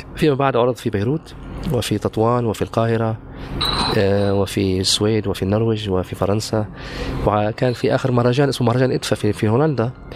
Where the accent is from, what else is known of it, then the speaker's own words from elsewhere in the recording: occupied Golan, Golan Heights, Syria; also born or lived in Haifa, Israel; now in Ramallah, Palestine; أنا ابن الجلال المحتل